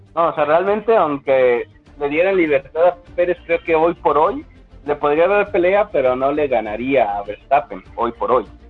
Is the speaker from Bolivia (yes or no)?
no; Mexico; Como mexicano